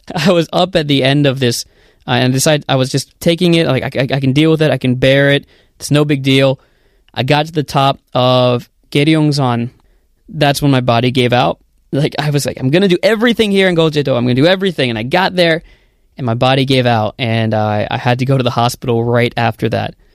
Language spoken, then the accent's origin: English; United States; moved away as an adult; also born or lived in Korea; now in South Korea; I'm originally from the United States